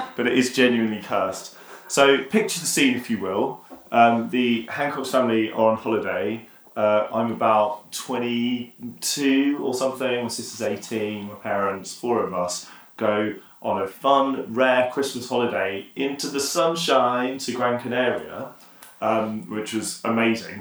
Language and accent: English; Yorkshire and the Humber, United Kingdom; I have got Yorkshire heritage, but I am still from Yorkshire